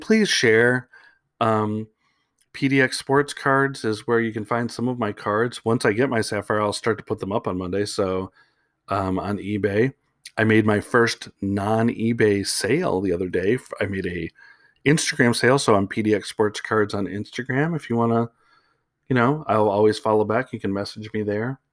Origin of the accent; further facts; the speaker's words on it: Chicago, Illinois, United States; moved away; I am from Chicago originally.